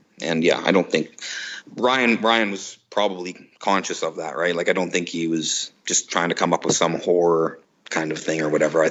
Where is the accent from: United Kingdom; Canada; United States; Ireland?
Canada; we're both Canadian kids. We both joined this American band.